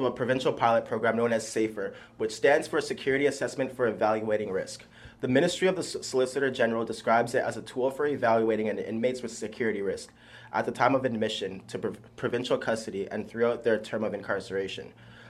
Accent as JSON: {"language": "English", "town": "Mississauga", "region": "Ontario", "country": "Canada", "said": "I'm from Mississauga."}